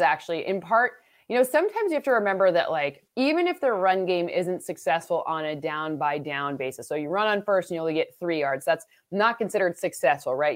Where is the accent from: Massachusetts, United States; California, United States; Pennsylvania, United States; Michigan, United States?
Michigan, United States; I'm from Michigan